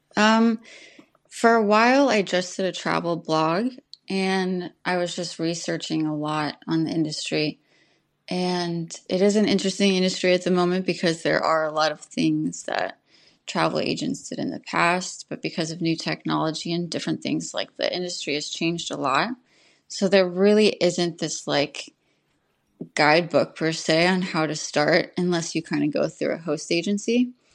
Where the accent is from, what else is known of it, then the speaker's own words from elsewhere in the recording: New York, United States; also born or lived in Moab; now in Portugal; I am originally from New York and currently living in Portugal